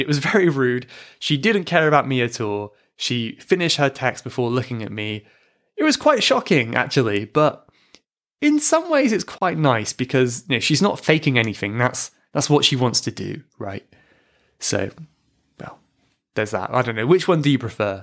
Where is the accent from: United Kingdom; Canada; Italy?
United Kingdom; accent: British; my accent being British